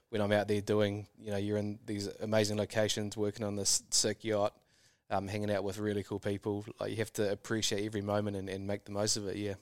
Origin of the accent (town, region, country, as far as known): New Zealand; moved away